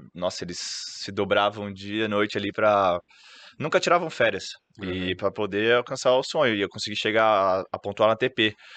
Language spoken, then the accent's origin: Portuguese; Santos, São Paulo, Brazil; also born or lived in Ribeirão Preto; sou natural de Santos